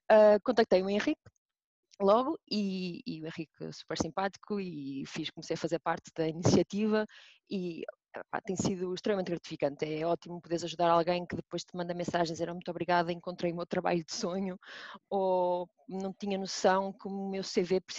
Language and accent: Portuguese; Braga, Norte, Portugal; accent: northern Portuguese; a minha eu... pronúncia do Norte, caso, caso tenham dúvidas, sou de Braga, só para ficar aqui bem claro